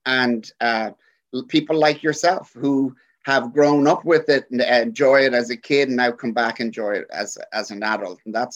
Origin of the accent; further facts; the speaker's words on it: Dublin, Leinster, Ireland; now in Kansas City, United States; my hometown of Dublin